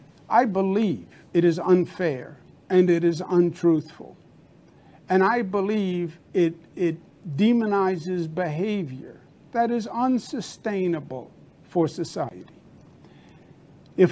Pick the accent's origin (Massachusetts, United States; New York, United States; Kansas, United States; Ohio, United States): New York, United States; I'm a New Yorker, born and bred.